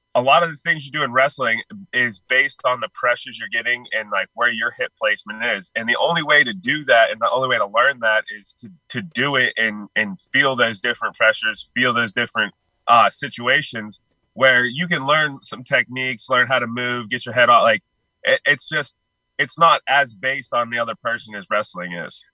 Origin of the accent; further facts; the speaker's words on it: Pittsburgh, Pennsylvania, United States; I'm originally from Pittsburgh